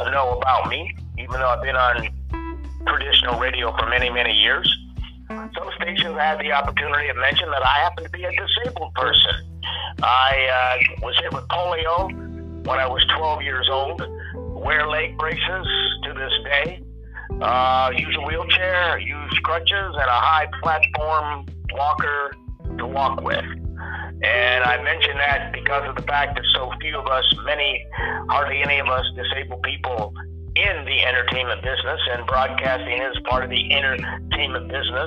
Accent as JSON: {"language": "English", "town": "Pittsburgh", "region": "Pennsylvania", "country": "United States", "moved": "yes", "said": "I'm originally from Pittsburgh, PA"}